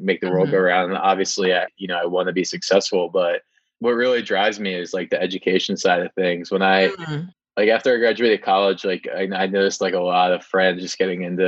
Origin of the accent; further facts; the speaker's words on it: New Jersey, United States; I grew up in New Jersey